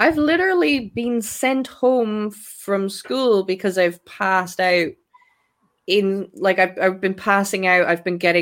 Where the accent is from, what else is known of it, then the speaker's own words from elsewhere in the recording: Ireland; I'm Irish